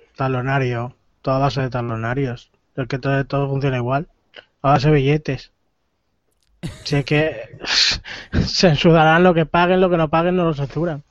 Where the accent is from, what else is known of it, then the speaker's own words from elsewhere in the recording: Jerez de la Frontera, Andalusia, Spain; now in Mallorca, Spain; Vivo en Mallorca y soy de Jerez.